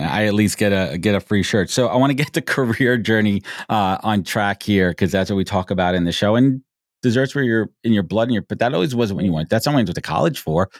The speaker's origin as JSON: {"language": "English", "town": "New York City", "region": "New York", "country": "United States", "tie": "born or raised there", "said": "I grew up in Brooklyn"}